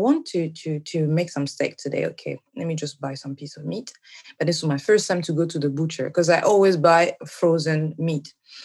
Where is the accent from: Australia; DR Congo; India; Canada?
DR Congo; Kinshasa; moved away as an adult; now in Japan; I'm from Congo, Kinshasa